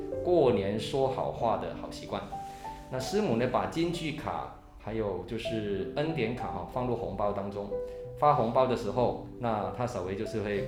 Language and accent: Chinese; Hong Kong; moved away; 其实我是在香港长大哈，我是香港华侨，